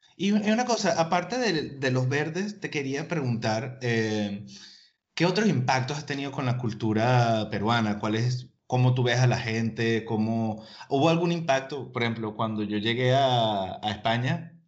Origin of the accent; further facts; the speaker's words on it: Venezuela; moved away; venimos este de Venezuela